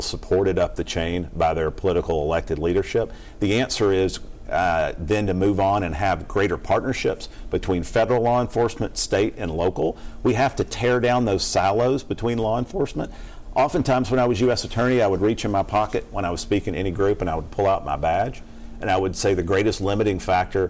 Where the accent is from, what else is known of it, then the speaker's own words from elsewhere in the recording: Kentucky, United States; also born or lived in Louisville; I grew up in the country